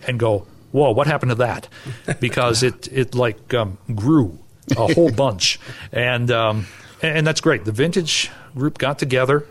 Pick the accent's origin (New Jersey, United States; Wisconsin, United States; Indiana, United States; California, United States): Wisconsin, United States; I'm from Wisconsin